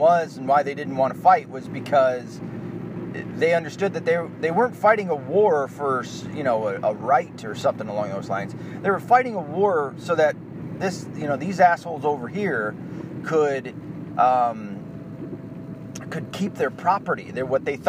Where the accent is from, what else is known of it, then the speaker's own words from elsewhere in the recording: the Ozarks, Arkansas, United States; So I was born in the Ozarks. I was born in Arkansas